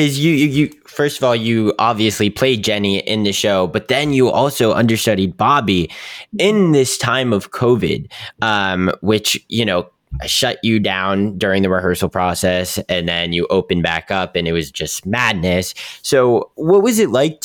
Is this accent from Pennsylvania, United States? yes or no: yes; Pittsburgh, Pennsylvania, United States; I'm from Pittsburgh